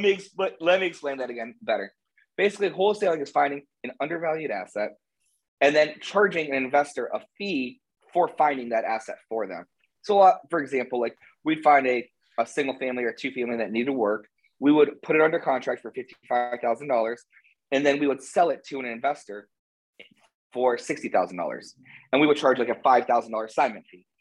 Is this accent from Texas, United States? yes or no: no; Canton, Ohio, United States; also born or lived in Hilton Head, South Carolina / Cincinnati, Ohio; I grew up in Canton